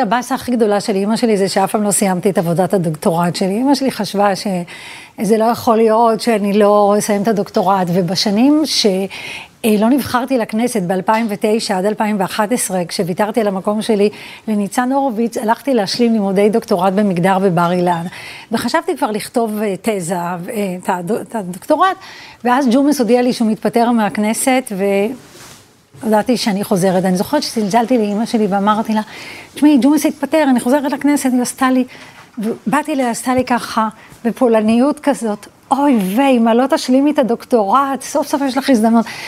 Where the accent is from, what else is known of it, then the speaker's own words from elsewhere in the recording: Petah Tikva, Central District, Israel; also born or lived in Vilnius / Givat Shmuel; ואז עברנו לפתח תקווה, אה, לשכונת ילדותי